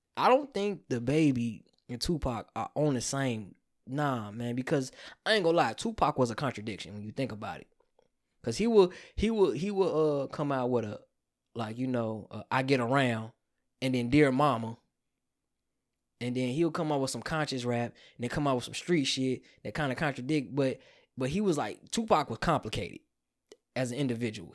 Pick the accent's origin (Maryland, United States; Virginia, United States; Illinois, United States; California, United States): Illinois, United States; Calumet City; I'm from Chicago land